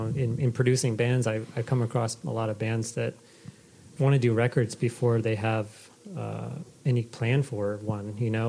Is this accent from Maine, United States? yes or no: yes; Maine, United States; moved away as an adult; also born or lived in Boston; I was born and raised in Maine.